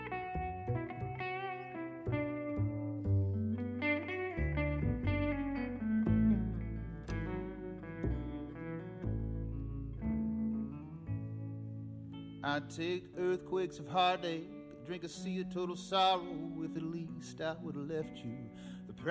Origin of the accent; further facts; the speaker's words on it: Louisa, Kentucky, United States; I grew up in Louisa, Kentucky